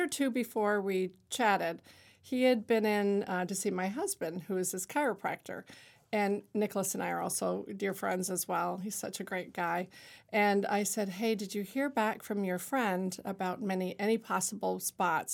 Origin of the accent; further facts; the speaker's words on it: Niagara-on-the-Lake, Ontario, Canada; moved away as an adult; now in Lewiston, United States; growing up in Niagara Lake, as you said in my bio, that I was really influenced by theater with Shaw Festival